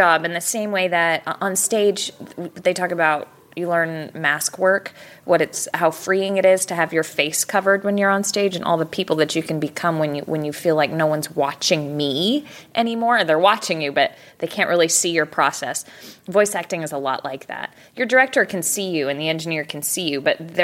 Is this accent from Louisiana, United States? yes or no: no; San Diego, California, United States; now in Dallas, United States; I grew up in San Diego